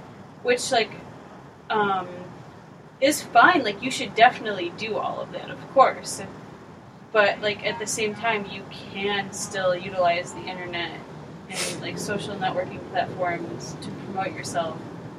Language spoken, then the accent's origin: English; Woodstock, Illinois, United States; In Woodstock, Illinois.